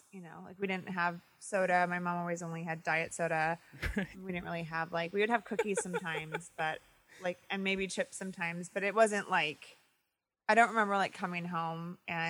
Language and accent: English; Midwest, United States; I'm a pescatarian now, but I grew up in the Midwest where, you know, my parents grew up on farms, and so there's a lot of meat in my house